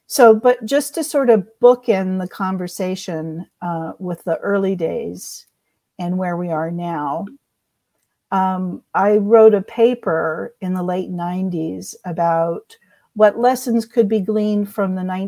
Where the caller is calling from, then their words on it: Austin, Texas, United States; Well, actually, I'm just north of Emily. I'm in Austin.